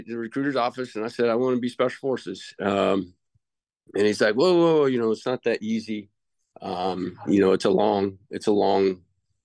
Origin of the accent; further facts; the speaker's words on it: Lincoln, Nebraska, United States; I'm originally from Lincoln, Nebraska, born and raised there.